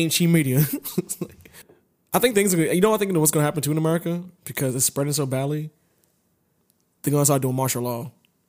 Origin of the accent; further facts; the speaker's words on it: Lithonia, Georgia, United States; And it's 65, but, oh, I come from Lithonia, baby. That's, it's like NASCAR out there. We kill it.